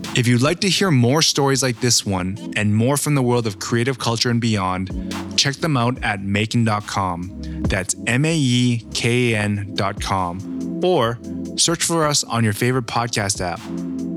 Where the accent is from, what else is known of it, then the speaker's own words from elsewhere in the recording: Canada; growing up in Canada